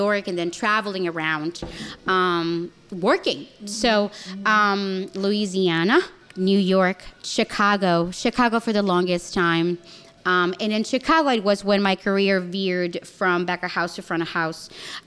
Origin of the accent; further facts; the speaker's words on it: Chile; moved away as an adult; now in United States; I'm South American, I'm Chilean.